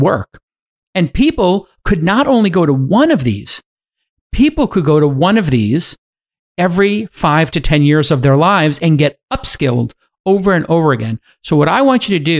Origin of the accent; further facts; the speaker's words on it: New York City, New York, United States; I'm from Bay Ridge